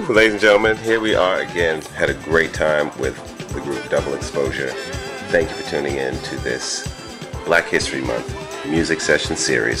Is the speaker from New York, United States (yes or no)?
yes; New York City, New York, United States; moved away; Queens is my hometown.